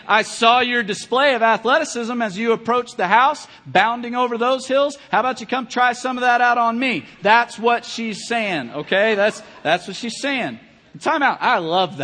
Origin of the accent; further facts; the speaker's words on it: Kentucky, United States; I'm from Kentucky